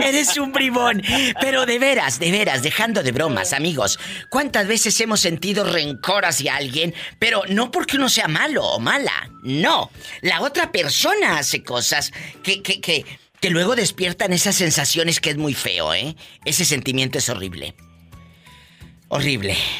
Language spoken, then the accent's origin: Spanish; Matamoros, Tamaulipas, Mexico; Matamoros, Tamaulipas, mi tierra